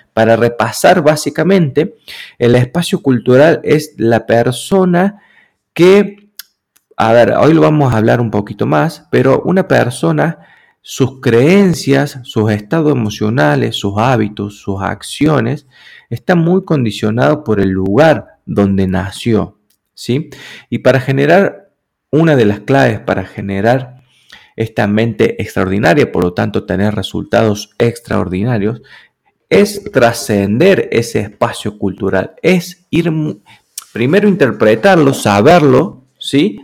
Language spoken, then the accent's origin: Spanish; Argentina; yo soy argentino